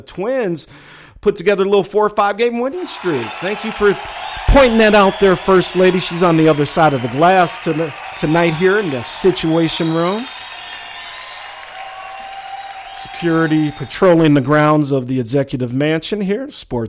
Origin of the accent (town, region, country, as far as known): Minneapolis, Minnesota, United States; born or raised there